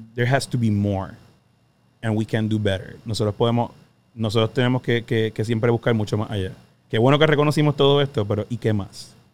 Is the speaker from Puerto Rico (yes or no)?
yes; Puerto Rico; Somos boricua